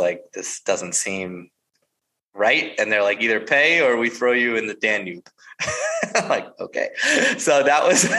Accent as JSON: {"language": "English", "country": "United States", "said": "being an American"}